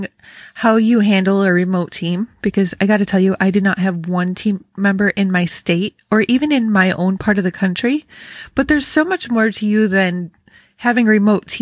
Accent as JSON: {"language": "English", "region": "Western New York", "country": "United States", "tie": "born or raised there", "moved": "yes", "said": "I grew up in Western New York"}